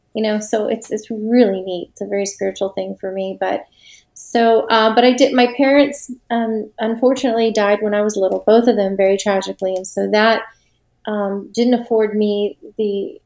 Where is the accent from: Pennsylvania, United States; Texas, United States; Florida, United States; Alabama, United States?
Florida, United States; Tampa; also born or lived in Nashville, Tennessee / St. Augustine, Florida; I'm originally from Florida. Okay. I'm from Tampa Bay